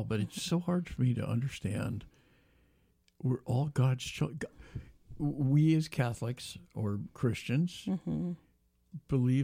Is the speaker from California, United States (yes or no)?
yes; California, United States; also born or lived in Oregon; I grew up primarily in California, a little bit in Oregon